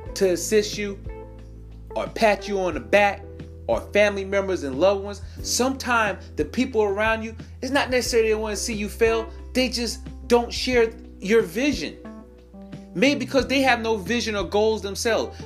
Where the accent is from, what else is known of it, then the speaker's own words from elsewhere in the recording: New York, United States; moved away; I'm originally from New York